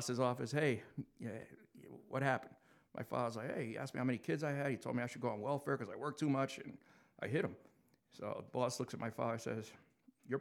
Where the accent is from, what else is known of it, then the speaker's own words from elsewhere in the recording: New York City, New York, United States; moved away as an adult; I was born and raised in New York City.